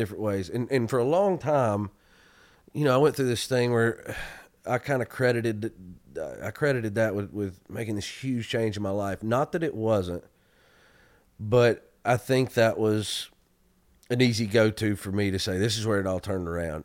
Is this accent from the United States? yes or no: yes; Georgia, United States; the road you have to take in my hometown to get to the church I grew up